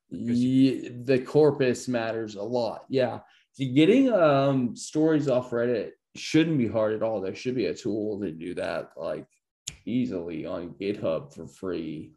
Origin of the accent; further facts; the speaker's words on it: Columbia, Illinois, United States; i'm from uh, like columbia illinois